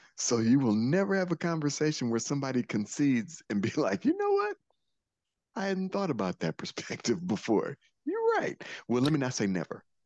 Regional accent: Detroit, Michigan, United States; I'm also from Detroit

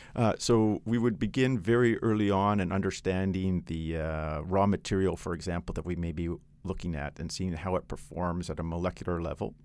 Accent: Canada; moved away as an adult; now in China; I'm Canadian

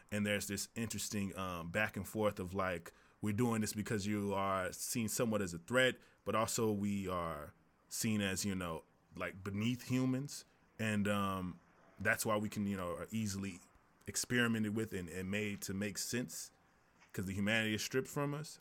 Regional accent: Tennessee, United States; I am from Tennessee

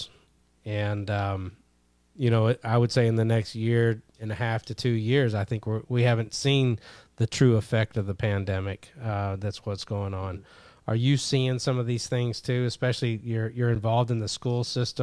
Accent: Kentucky, United States; I grew up in Kentucky

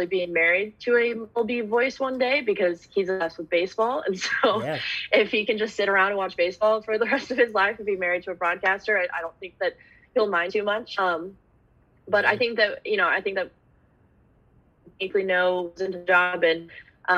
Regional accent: Dallas, Texas, United States; moved away as an adult; now in Portland, United States; I grew up in Dallas where there's fast food and chain restaurants and everything everywhere

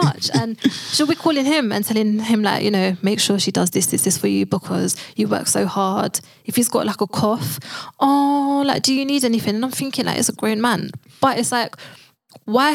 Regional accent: London, United Kingdom; we grew up in London

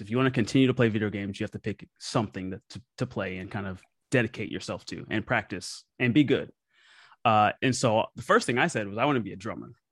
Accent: Memphis, Tennessee, United States; I grew up playing music in Memphis, Tennessee, my hometown

